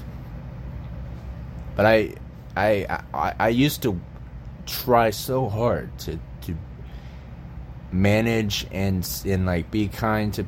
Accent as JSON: {"language": "English", "town": "Tampa", "region": "Florida", "country": "United States", "tie": "born or raised there", "also_born_or_lived": "Austin, Texas", "moved": "as an adult", "said": "I grew up in Florida, as many of you are aware. I grew up in Tampa, and I lived there until I was 25 or 26"}